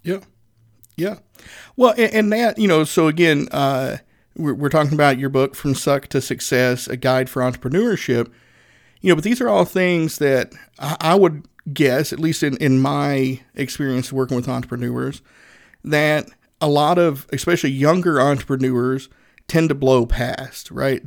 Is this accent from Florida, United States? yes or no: no; Northeast Tennessee, United States; I'm a Southerner, uh, born and raised in Northeast Tennessee